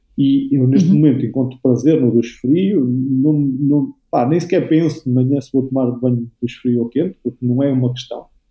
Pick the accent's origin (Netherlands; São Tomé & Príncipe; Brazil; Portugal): Portugal; Aveiro, Aveiro District; eu sou daqui da Aveiro, da Algaria Velha, da Metrópole